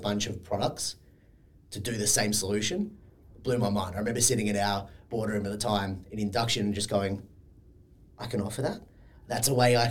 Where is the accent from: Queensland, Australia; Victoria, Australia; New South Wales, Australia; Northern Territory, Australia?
New South Wales, Australia; Sydney; moved away as an adult; also born or lived in Perth; I'm from Sydney, but was living in Perth at the time. Always wanted to come home